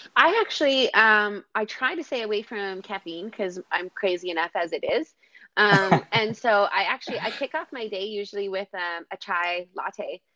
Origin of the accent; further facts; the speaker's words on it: Kamloops, British Columbia, Canada; also born or lived in Surrey; now in Victoria, Canada; I was born in Surrey, raised in Kamloops, and then moved to the island, and I've been in Victoria ever since.